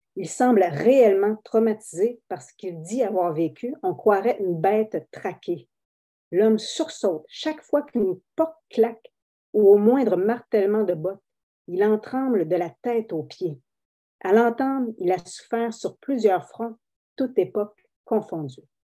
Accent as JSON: {"language": "French", "area": "Abitibi", "region": "Quebec", "country": "Canada", "said": "moi, je viens de l'Abitibi, je ne viens pas de Saint-Henri"}